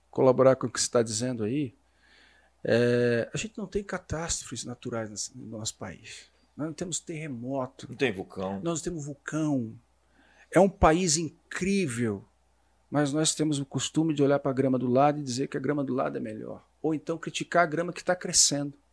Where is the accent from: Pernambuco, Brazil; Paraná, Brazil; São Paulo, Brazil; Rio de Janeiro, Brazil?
Paraná, Brazil; Curitiba; now in Balneário Camboriú, Brazil; Nasci no Paraná, nasci